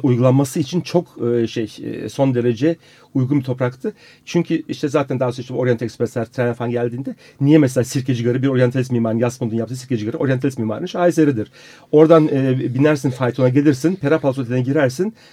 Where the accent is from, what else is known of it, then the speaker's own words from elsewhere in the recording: Istanbul, Turkey; ben Taksim'liyim, doğma büyüme Taksim'liyim.